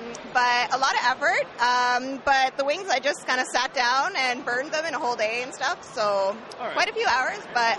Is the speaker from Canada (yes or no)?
yes; Toronto, Ontario, Canada; I'm from Toronto, just from Canada, so we flew.